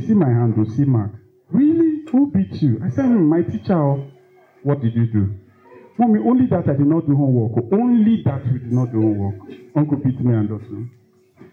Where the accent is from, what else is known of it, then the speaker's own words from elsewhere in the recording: Lagos, Nigeria; I grew up in Lagos, in Fesa